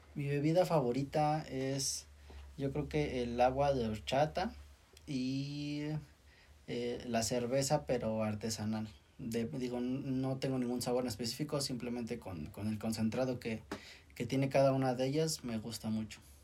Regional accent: Mexico; como mexicanos

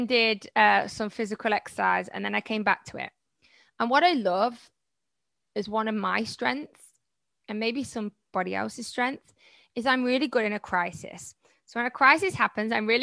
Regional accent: Malaysia; I'm from Malaysia.

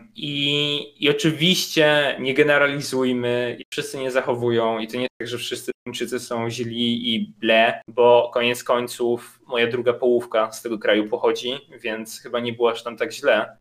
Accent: Poland; moved away as an adult; also born or lived in Brussels; jestem z Polski

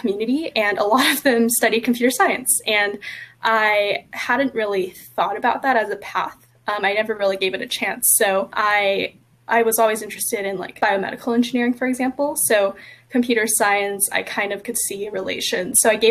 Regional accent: East Bay, California, United States; I grew up in the East Bay, so I was maybe an hour or so away from Silicon Valley

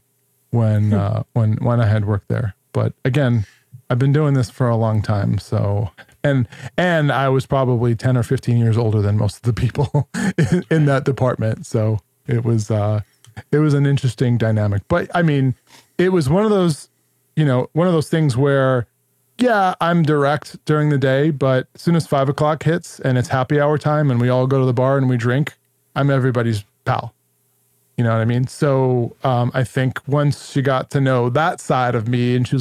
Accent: New York, United States; I'm also Italian from New York

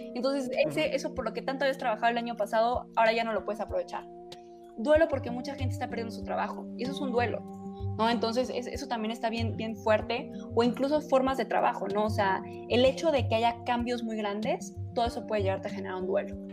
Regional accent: Chihuahua, Mexico; now in Mexico City, Mexico; yo soy de Chihuahua y de pronto me vine a México a vivir

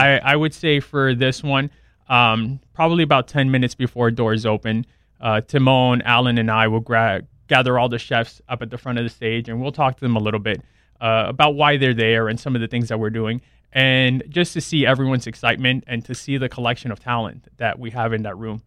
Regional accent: South Florida, United States; I grew up down in South Florida, went to F I U

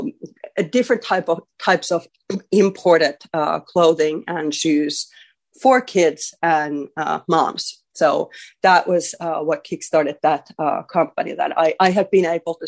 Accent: Finland; I'm from a small town in here in Finland. I'm from Baimingon, and I felt like I didn't have many, you know, opportunities or whatnot. So that's how I grew up

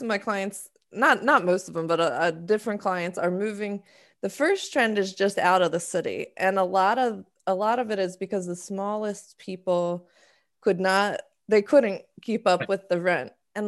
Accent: Maryland, United States; moved away as an adult; also born or lived in Florida; now in New York, United States; I'm originally from the Maryland area

